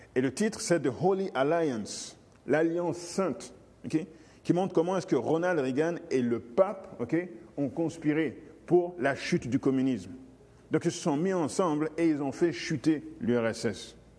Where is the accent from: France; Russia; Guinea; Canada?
Guinea; moved away; mon pays d'origine, euh, la Guinée